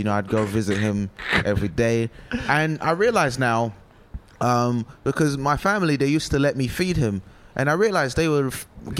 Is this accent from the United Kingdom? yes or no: yes; United Kingdom; also born or lived in Nigeria; I'm British and Nigerian.